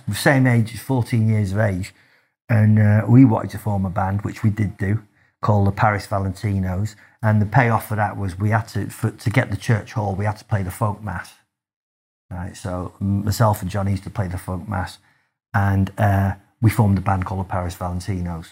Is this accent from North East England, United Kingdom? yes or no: no; Manchester, North West England, United Kingdom; I grew up in, in Manchester